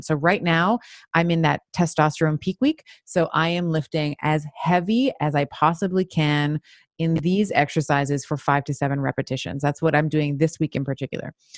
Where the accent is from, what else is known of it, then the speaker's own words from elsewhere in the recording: Montreal, Quebec, Canada; also born or lived in Toronto; I moved from Toronto, uh, moved to Montreal, had a, and lived there for many years